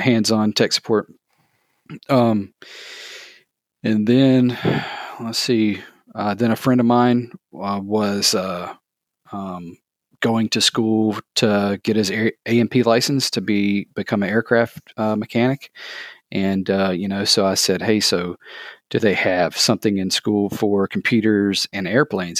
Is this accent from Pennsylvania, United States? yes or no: no; thirty minutes south of Atlanta, Georgia, United States; I grew up in Georgia, um, just thirty minutes south of Atlanta.